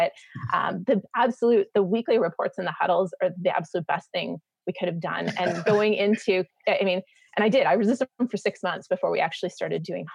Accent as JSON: {"language": "English", "country": "Canada", "moved": "as an adult", "lives_now": "United States", "said": "I'm a Canadian living in the States"}